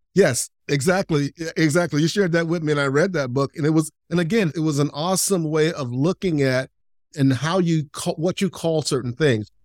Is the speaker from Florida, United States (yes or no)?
yes; Lakeland, Florida, United States; where I grew up in Lakeland, Florida